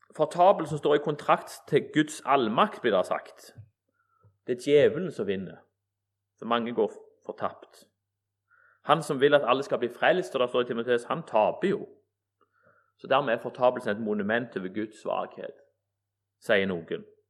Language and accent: Norwegian; Egersund, Rogaland, Norway; vokste opp i Egersund